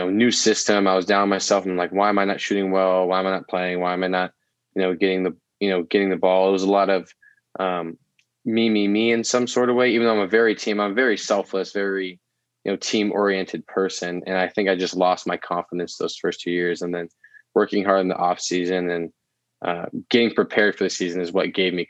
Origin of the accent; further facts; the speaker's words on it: Oregon, United States; growing up in Oregon, I have always called it